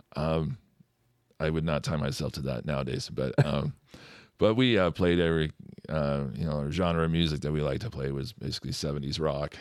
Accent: McCall, Idaho, United States; now in Fishers, United States; Central Idaho

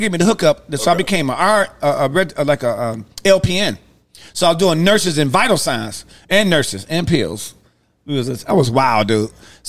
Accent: Detroit, Michigan, United States; I'm from Detroit

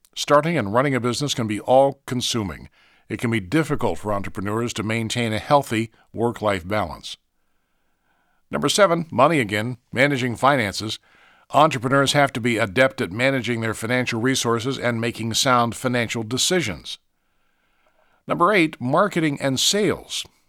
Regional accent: Marietta, Ohio, United States; when I was in elementary school in Marietta, Ohio, my hometown

